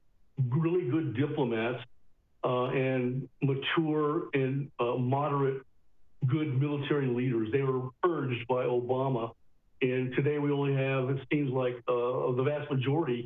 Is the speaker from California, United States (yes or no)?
yes; California, United States; I'm from California